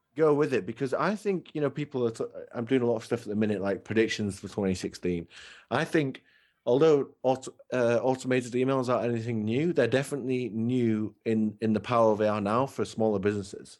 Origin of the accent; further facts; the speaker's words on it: England, United Kingdom; I'm English